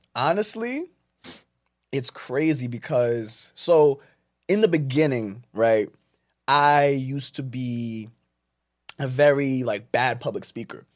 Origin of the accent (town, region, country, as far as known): Jersey City, New Jersey, United States; born or raised there; also born or lived in Plainfield, New Jersey